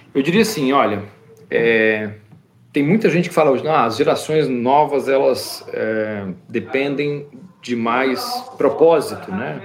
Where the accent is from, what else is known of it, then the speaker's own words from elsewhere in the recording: Espírito Santo, Brazil; moved away as an adult; also born or lived in São José dos Campos; now in United States; Eu fui criado no Espírito Santo antes de ir para a faculdade em São José dos Campos